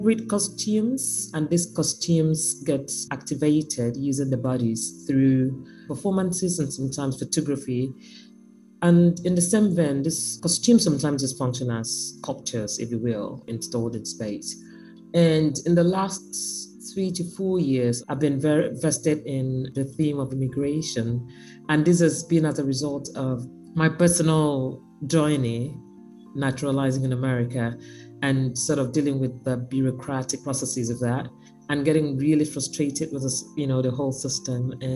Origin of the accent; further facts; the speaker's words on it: Nigeria; moved away as an adult; now in United States; I'm from Nigeria, I'm from country Africa.